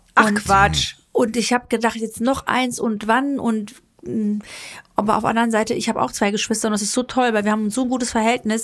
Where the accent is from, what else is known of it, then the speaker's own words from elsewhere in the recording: Greece; now in Germany; ich komme ja aus dem südländischen Oh, ihr wisst, ich bin Griechin